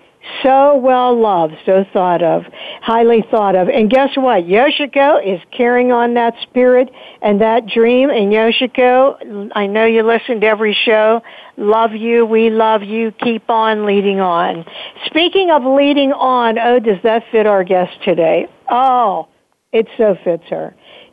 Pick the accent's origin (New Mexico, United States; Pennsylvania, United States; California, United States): Pennsylvania, United States; Pittsburgh; you all know this is my hometown and I just love Pittsburgh.